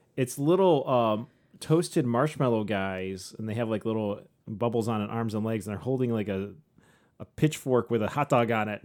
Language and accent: English; St. Joseph, Michigan, United States; we grew up in St. Joe with the lighthouses